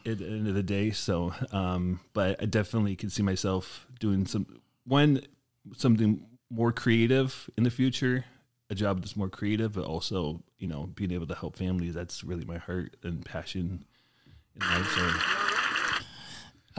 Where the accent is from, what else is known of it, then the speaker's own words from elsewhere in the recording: Portland, Oregon, United States; moved away as an adult; now in Wisconsin, United States; I grew up in Portland, Oregon the first twenty-five years of my life